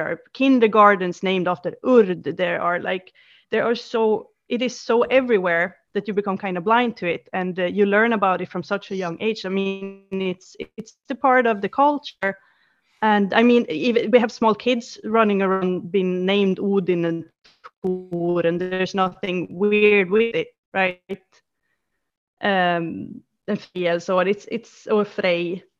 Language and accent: English; Sweden; it was so interesting as a Swedish person to see this huge interest all of a sudden, right? And growing up here